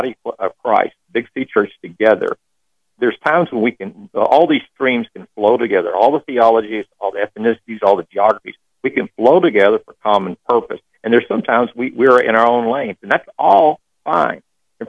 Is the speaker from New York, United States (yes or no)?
no; Texas, United States; now in Austin, United States; I grew up in Texas